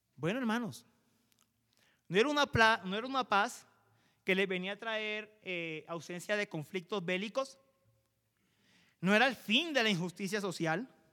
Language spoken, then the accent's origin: Spanish; Colombia; como colombianos